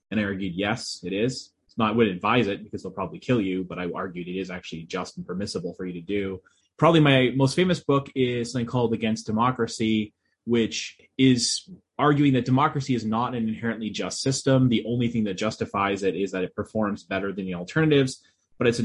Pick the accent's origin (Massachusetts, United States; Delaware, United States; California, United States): Massachusetts, United States; Boston; I'm originally from the Boston area, but I don't have a Boston accent.